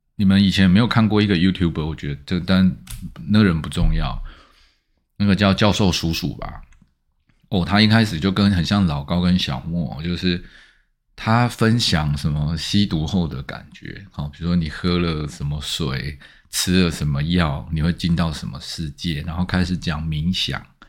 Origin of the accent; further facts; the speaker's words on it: Taiwan; 其实我们台湾人的眼界受限啊